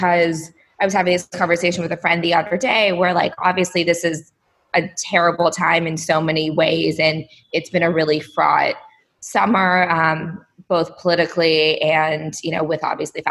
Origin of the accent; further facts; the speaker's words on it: Palo Alto, California, United States; also born or lived in San Diego; I grew up in Palo Alto, California